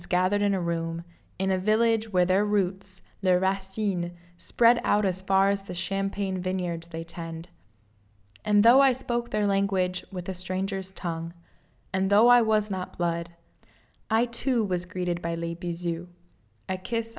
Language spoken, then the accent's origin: English; Midwest, United States; moved away as an adult; now in France; I hail from les États-Unis. Call up the map to point to that petit état dans le milieu qui s'appelle the Midwest